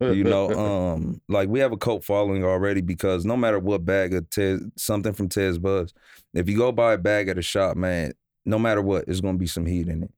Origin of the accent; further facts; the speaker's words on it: Omaha, Nebraska, United States; now in Los Angeles, United States; I'm from, I'm from Nebraska. I'm from Omaha, Nebraska